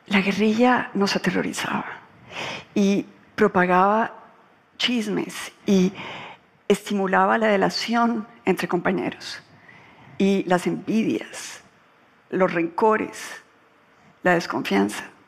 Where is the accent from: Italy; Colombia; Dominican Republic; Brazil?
Colombia; cuando yo ingresé a la política en Colombia, yo pensé que yo aguantaba todas las temperaturas. Yo quería acabar con la corrupción en mi país